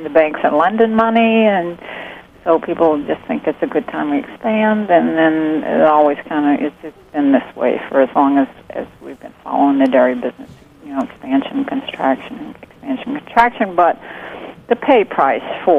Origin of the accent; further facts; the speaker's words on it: the South, United States; now in Alabama, United States; I grew up in the South, so it feels very natural to be here.